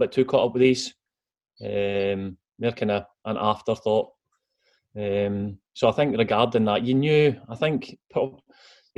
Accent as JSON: {"language": "English", "town": "Arbroath", "region": "Scotland", "country": "United Kingdom", "tie": "born or raised there", "said": "growing up in Arbroath, I used to go and watch Arbroath play"}